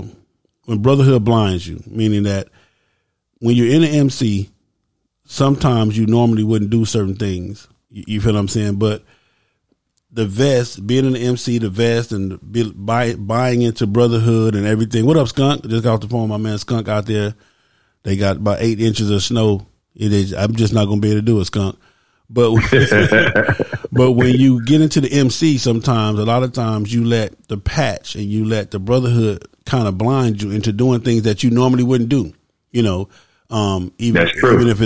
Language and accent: English; California, United States; when we grew up in California